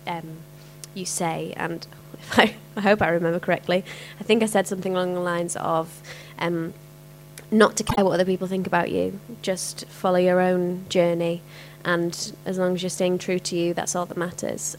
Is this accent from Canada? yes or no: no; Yorkshire and the Humber, United Kingdom; accent: Cockney; moved away; I'm from Yorkshire and there wasn't a huge amount of opportunities up there for me